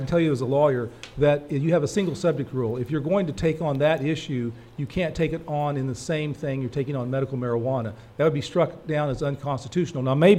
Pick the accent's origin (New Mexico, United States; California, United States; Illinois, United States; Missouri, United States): Missouri, United States; Springfield; I'm from Springfield. I work in Kansas City. I work up here some.